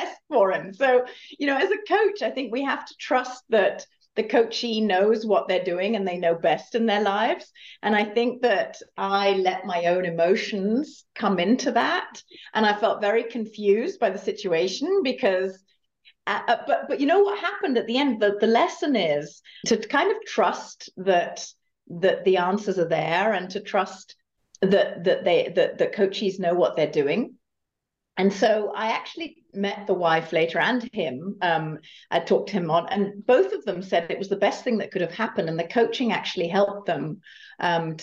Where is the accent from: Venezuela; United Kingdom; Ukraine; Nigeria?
United Kingdom; moved away; also born or lived in Germany / California; as you can perhaps tell from my accent, I'm originally from the UK